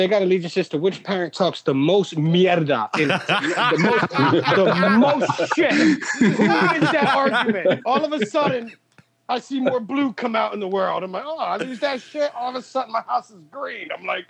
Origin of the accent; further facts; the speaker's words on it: East Coast, United States; I'm from the East Coast.